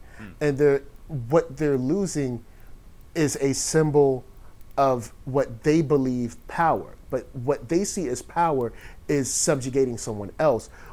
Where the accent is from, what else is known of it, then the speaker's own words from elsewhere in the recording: Virginia, United States; I'm from Virginia